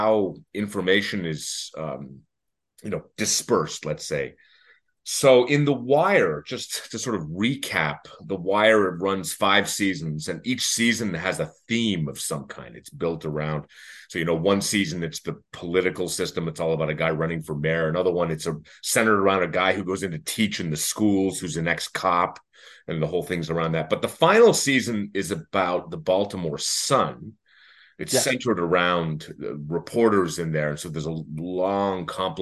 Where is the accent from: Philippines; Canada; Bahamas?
Canada; I'm Canadian